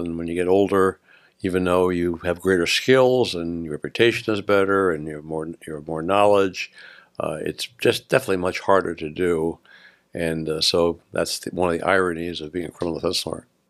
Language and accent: English; New Jersey, United States; moved away as an adult; also born or lived in upstate New York; now in San Mateo County, United States; I was born and went to school in New Jersey and upstate New York